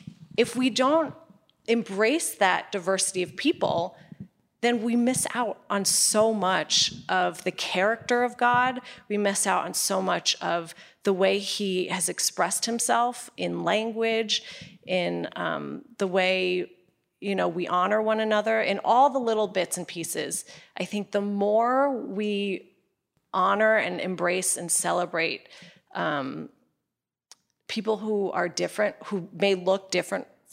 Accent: United States; I was born here in America

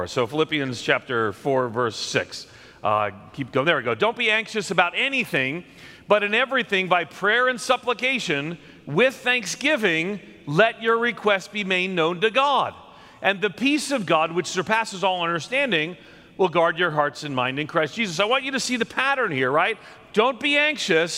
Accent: outside of New York City, United States; I grew up outside of New York City

